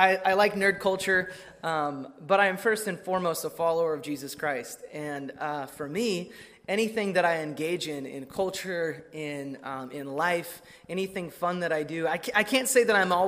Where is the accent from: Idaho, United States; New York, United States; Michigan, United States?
Idaho, United States; Emmett; moved away as an adult; my hometown of Emmett, Idaho